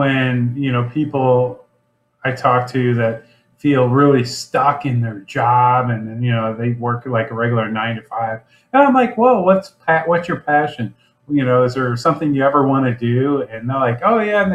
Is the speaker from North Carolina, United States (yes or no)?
no; Lake St. Louis, Missouri, United States; I grew up in St. Charles County, grew up out of Lake St. Louis and presently live in St. Peter's